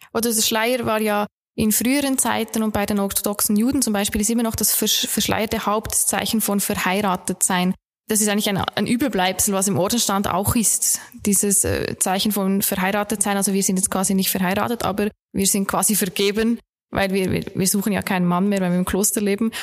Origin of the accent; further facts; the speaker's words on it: Bern, Switzerland; moved away as an adult; now in Linz, Austria; Un unüberhörbar bin ich eine Schweizerin. Ich komme aus Bern